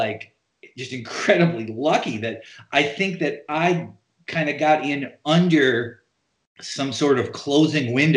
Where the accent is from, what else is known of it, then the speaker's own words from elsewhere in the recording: North Dakota, United States; also born or lived in New York; now in Portland, United States; growing up in North Dakota, I assumed the difference between life in rural North Dakota and life in New York